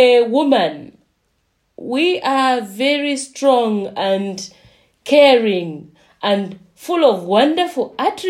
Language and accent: English; Eastern Province, Zambia; moved away as an adult; also born or lived in Central Province, Zambia / South Africa; I am from Zambia, and I come from Eastern Province, and I was born there. I come from a village called